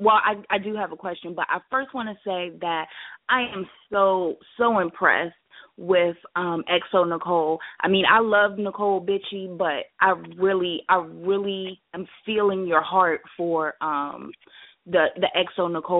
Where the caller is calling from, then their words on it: Virginia, United States; I'm in Virginia.